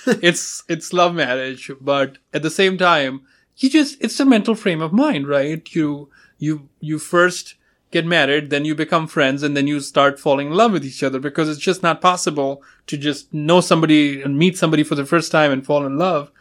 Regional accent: India; moved away as an adult; now in United States; I'm from India.

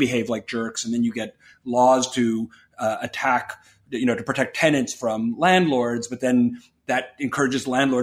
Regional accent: New York, United States; I grew up in New York

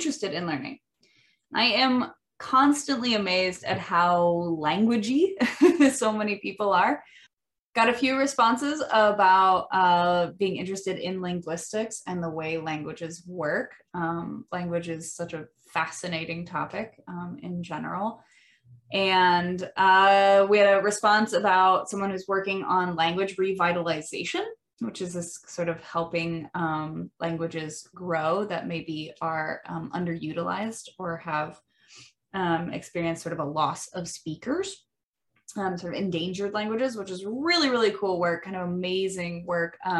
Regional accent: Midwestern America, United States; accent: Midwestern American English; first language English; English is my first language, specifically Midwestern American English

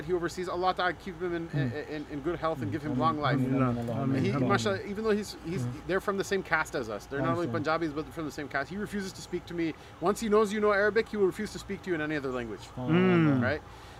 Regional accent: Cleveland, Ohio, United States; I'm from Cleveland.

